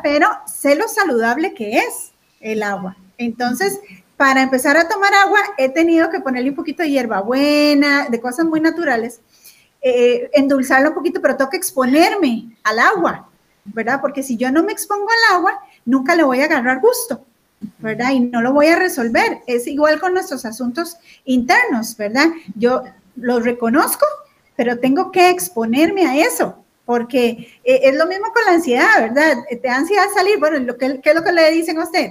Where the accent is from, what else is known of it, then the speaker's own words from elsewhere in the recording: Costa Rica; aquí en Costa Rica